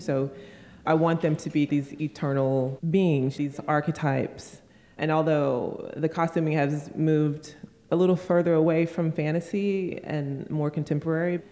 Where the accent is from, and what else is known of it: United States